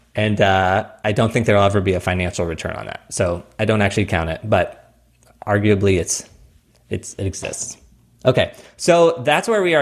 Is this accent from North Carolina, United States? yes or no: no; Missouri, United States; also born or lived in New York; now in Phoenix, United States; I grew up in Missouri